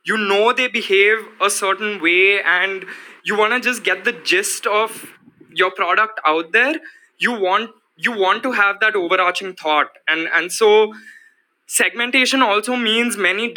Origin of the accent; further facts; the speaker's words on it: India; we are in this very dynamic phase as Indian advertisers and marketers